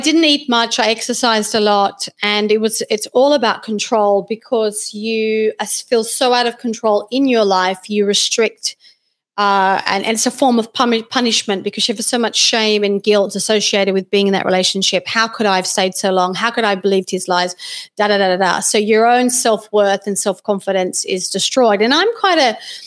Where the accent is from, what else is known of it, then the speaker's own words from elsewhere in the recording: Australia; I was born in Australia, and I did finish school and did my first university degree in science and nutrition